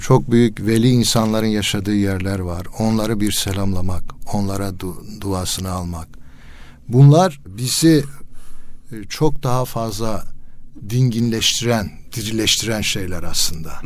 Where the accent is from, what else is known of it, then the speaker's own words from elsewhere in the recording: Elazığ Province, Turkey; Mesela Elazığ'da ç-, çocukluğum geçti